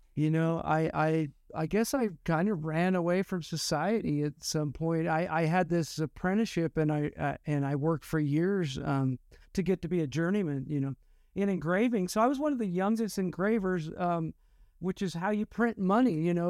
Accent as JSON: {"language": "English", "town": "Estacada", "region": "Oregon", "country": "United States", "tie": "born or raised there", "said": "I grew up on Mount Hood, uh, in a town called Estacada."}